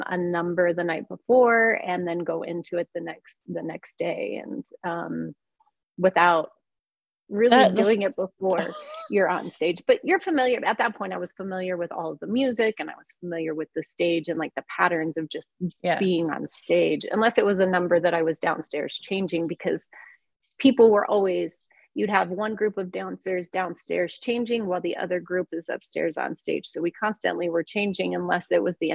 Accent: Cortez, Colorado, United States; moved away as an adult; also born or lived in Wyoming / Hawaii / Las Vegas; I'm from Cortez, Colorado

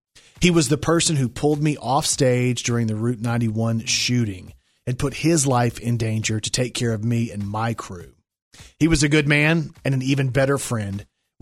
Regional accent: Georgia, United States; Rhino was a friend I grew up with in Georgia. He was a bouncer at our favorite bar in Macon when he was 18

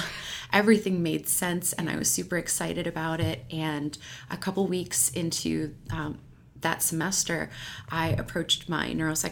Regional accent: Louisiana, United States; moved away as an adult; also born or lived in Colorado / Mississippi; I grew up in Louisiana

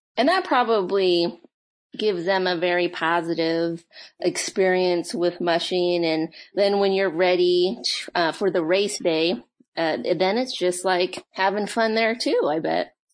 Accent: Alaska, United States; I'm born and raised in Alaska

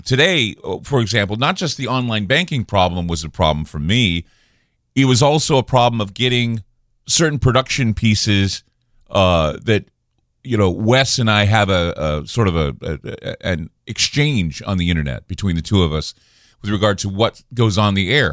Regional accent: Oregon, United States; my home state of Oregon

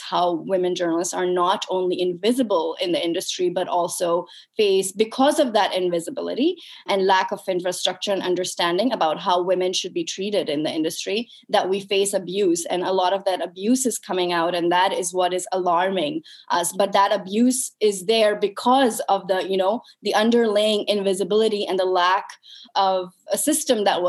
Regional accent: Pakistan; moved away as an adult; also born or lived in United States; I was brought up and raised in Pakistan

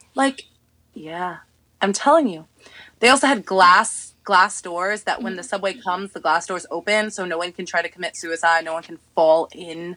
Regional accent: New York, United States; I'm from New York

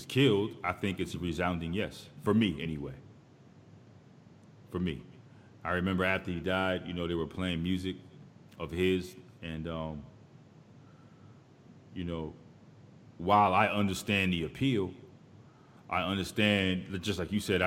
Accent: East Coast, United States; I'm from the East Coast

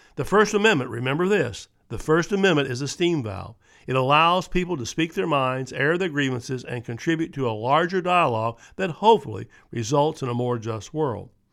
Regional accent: Charlottesville, Virginia, United States; my hometown of Charlottesville, Virginia

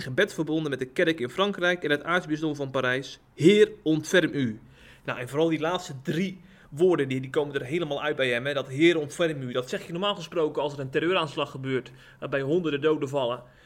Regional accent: Rotterdam, South Holland, Netherlands; ik ben in Rotterdam geboren

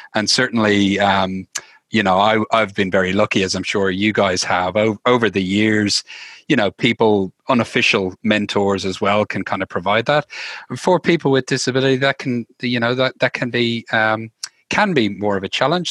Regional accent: Dublin, Leinster, Ireland; moved away as an adult; now in Australia; I'm from Dublin, uh, Ireland originally.

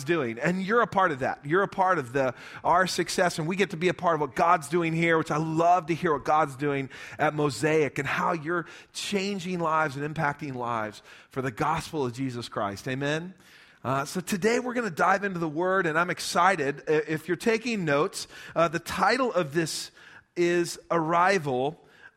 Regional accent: Lubbock, Texas, United States; also born or lived in Midland, Texas; We grew up in Lubbock, met in Lubbock, but we're all from around West Texas

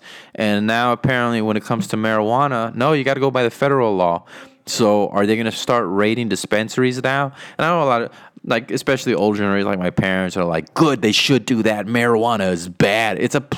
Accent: Texas, United States; He's from the Valley. I'm from the Valley. If you don't know where the Valley is, then screw you. No. If you don't know where the Valley is, that is the bottom four counties. The bottom four counties of Texas, right there on the border.

